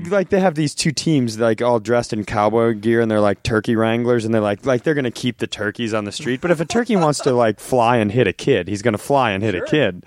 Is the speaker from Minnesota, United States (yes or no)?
yes; Worthington, Minnesota, United States; also born or lived in Twin Cities, Minnesota / California; I was born and raised in Worthington, Minnesota